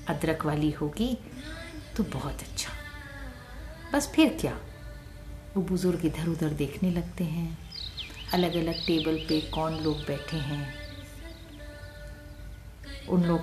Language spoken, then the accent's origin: Hindi; Punjab, India; याद रख पुत्र हम पंजाबी लोग लंगर के पैसे नहीं लेते